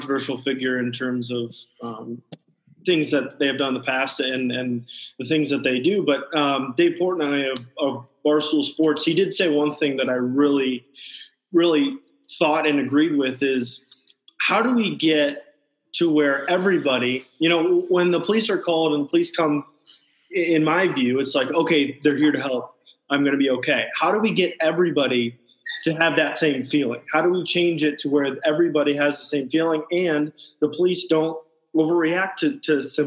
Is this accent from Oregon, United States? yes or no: no; Indiana, United States; growing up in Indiana, very, very Republican state